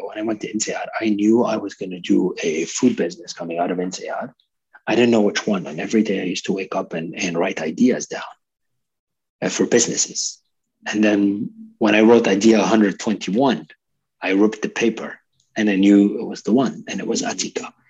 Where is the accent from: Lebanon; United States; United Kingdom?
Lebanon; also born or lived in Canada; I'm a multicultural person myself. I'm Lebanese Canadian. I lived in, in multiple countries